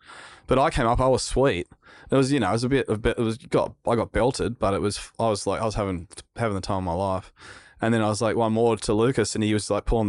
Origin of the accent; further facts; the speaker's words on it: Narrabeen, New South Wales, Australia; Yeah, like, I grew up in Narrabeen. Damien Hardman was in my street. He was a world champion surfer. I caught the bus to school with Nathan Hedge and all these pro surfers